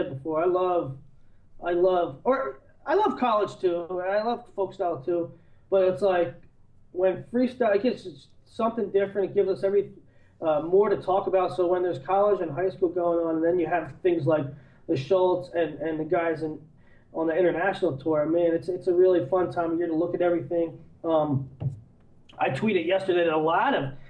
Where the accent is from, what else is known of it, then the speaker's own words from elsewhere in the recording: Easton, United States; I'm from Easton